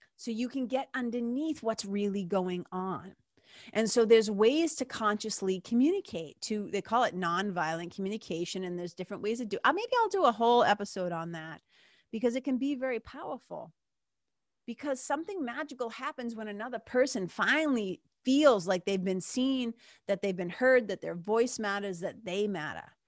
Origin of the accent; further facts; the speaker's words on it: Lawrence, Massachusetts, United States; When I grew up in Lawrence, again, story for another day, but growing up in Lawrence in nineteen eighty-four